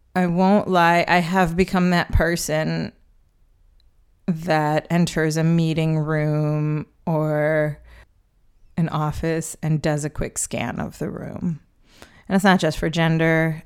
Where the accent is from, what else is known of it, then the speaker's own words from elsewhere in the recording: Chicago, Illinois, United States; moved away; born and raised in Chicago, although I don't live there anymore